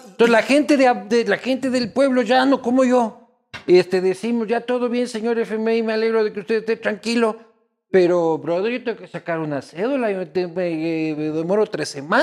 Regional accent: Ecuador; soy el típico ecuatoriano que llega a Estados Unidos

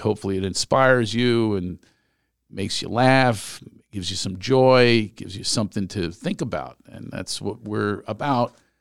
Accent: Philadelphia, Pennsylvania, United States; moved away; I grew up in Philly.

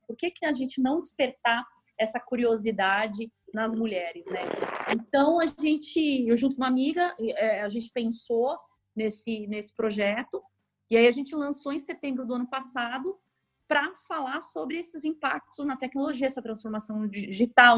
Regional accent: São Paulo, Brazil; moved away as an adult; now in Rio de Janeiro, Brazil; eu, na verdade, sou de São Paulo, eu moro no Rio há seis anos

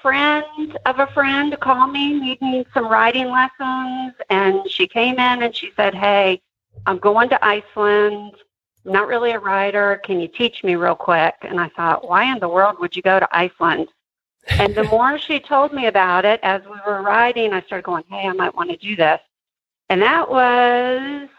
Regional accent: United States; you know how we are in America

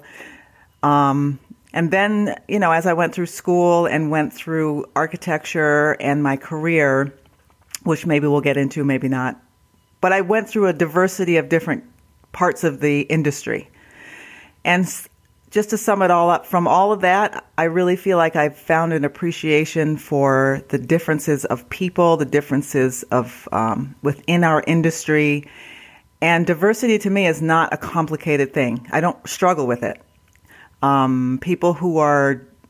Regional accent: northeast United States, United States; also born or lived in Canada; I was born there. We stayed there for maybe 4 or 5 years, and then we moved down into the northeast portion of the United States.

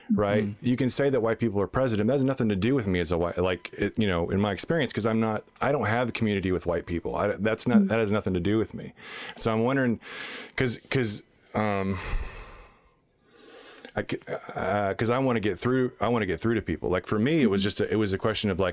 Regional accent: Texas, United States; I grew up in Texas

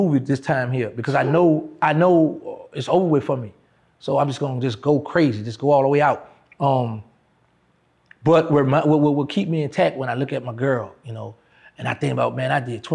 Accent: New Orleans, Louisiana, United States; New Orleans, somewhere I was born and raised, I was born in Charity Hospital

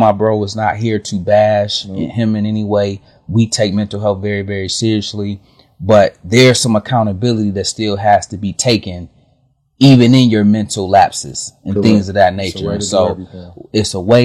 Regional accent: Michigan, United States; we are from Michigan, born and raised

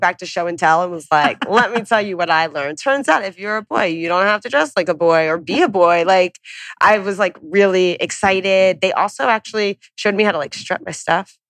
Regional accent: Long Island, New York, United States; moved away as an adult; also born or lived in St. Louis; I'm from Long Island.

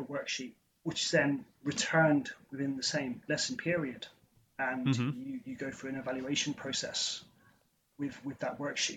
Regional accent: Somerset, South West England, United Kingdom; I grew up in Somerset, in the southwest of England.

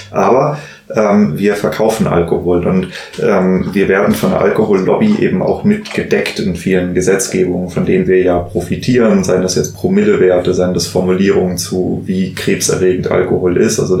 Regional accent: Hesse, Germany; ich bin ja tatsächlich im, im Rheingau als Winzer groß geworden.

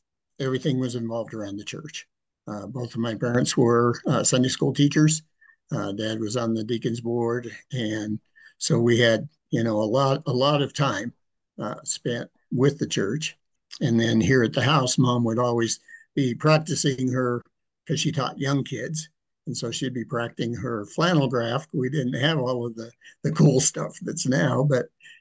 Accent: Cheyenne, Wyoming, United States; also born or lived in Nebraska / Wellington, Colorado; I grew up here in Cheyenne, Wyoming. Was born in Nebraska.

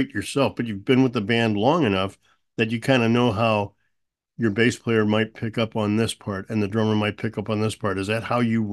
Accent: St. Louis, Missouri, United States; I'm from St. Louis

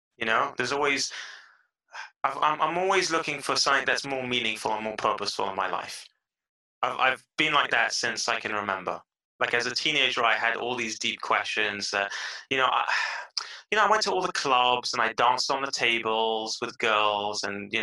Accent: London, United Kingdom; now in Israel; I was born and raised in London

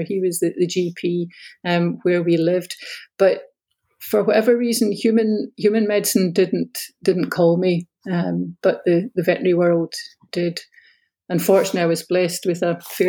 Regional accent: Glasgow, Scotland, United Kingdom; also born or lived in Ayr / United States; I grew up in the south side of Glasgow. I was born and raised, I stayed in the same family home from the time I was born

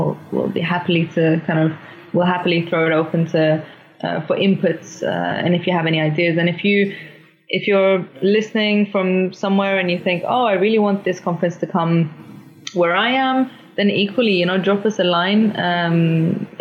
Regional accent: London, United Kingdom; now in Oslo, Norway; I grew up in London

